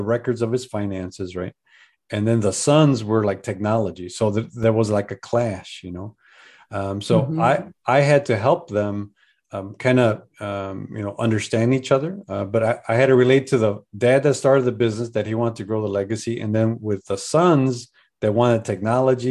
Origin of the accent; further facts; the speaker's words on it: Chicago, Illinois, United States; moved away; also born or lived in Colorado / San Diego, California; I'm from Chicago